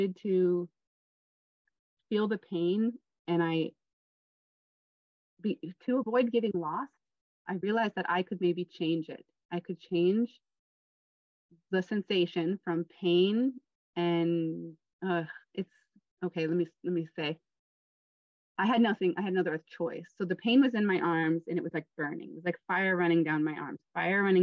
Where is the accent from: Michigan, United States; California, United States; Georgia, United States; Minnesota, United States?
Minnesota, United States; moved away as an adult; also born or lived in Oregon / Philippines / Taiwan; my best friend from Minnesota